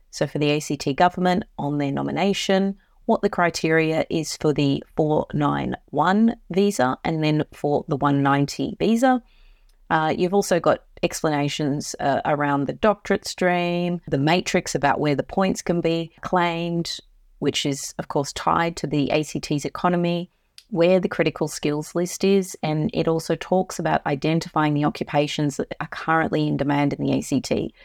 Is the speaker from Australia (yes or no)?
yes; Queensland, Australia; Queensland, my home state